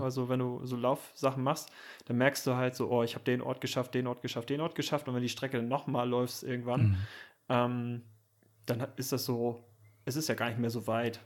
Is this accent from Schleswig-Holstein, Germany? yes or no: yes; Süderbrarup, Schleswig-Holstein, Germany; now in Kiel, Germany; Süderbrarup als mein Heimatdorf